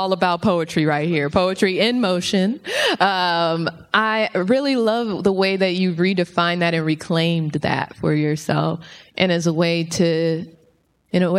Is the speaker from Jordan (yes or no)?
no; Los Angeles, California, United States; I'm from South Central LA.